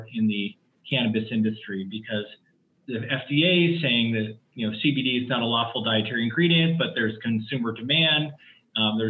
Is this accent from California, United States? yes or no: yes; Palo Alto, California, United States; I grew up in the Bay Area, California. I graduated high school in Palo Alto.